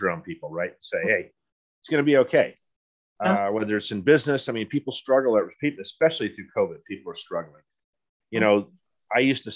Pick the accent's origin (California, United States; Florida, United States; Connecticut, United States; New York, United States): California, United States; Poway; I grew up with cowboys in Poway when it was just, when I moved to Poway, there was nothing there